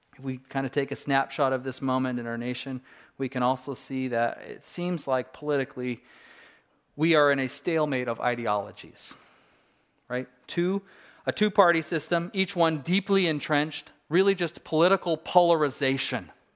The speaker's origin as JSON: {"language": "English", "region": "Southern California", "country": "United States", "tie": "born or raised there", "moved": "yes", "said": "I grew up in Southern California"}